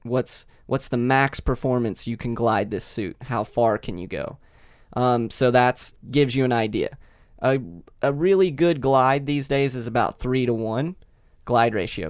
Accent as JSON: {"language": "English", "region": "Kentucky", "country": "United States", "tie": "born or raised there", "also_born_or_lived": "Las Vegas", "moved": "as an adult", "said": "I grew up in Kentucky"}